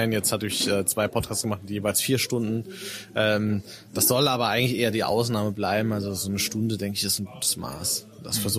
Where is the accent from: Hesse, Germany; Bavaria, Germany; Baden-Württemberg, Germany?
Hesse, Germany; Frankfurt; born there; now in Darmstadt, Germany; Aus dem Rhein-Main-Gebiet, also ja. gebürtig Frankfurter, aber mittlerweile wohne ich in Darmstadt.